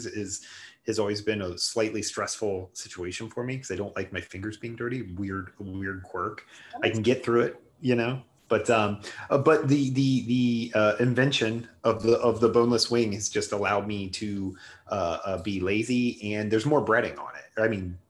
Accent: Ohio, United States; I'm from Ohio.

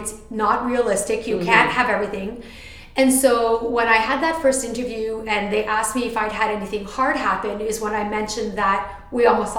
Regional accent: Canada; So I'm the Canadian

